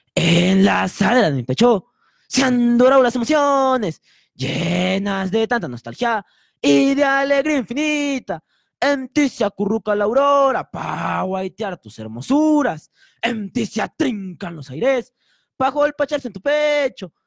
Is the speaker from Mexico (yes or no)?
no; Arequipa, Peru; siendo arequipeños